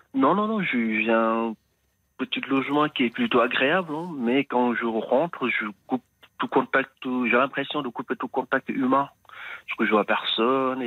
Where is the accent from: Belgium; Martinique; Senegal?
Senegal; now in France; Je suis originaire d'un pays de l'Afrique de l'Ouest